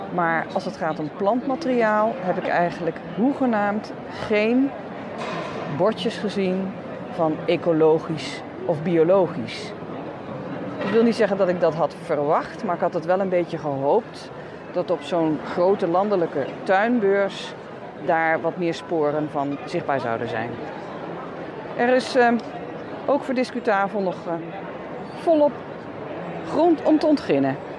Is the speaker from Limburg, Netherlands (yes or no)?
no; North Brabant, Netherlands; ik kom uit Noord-Brabant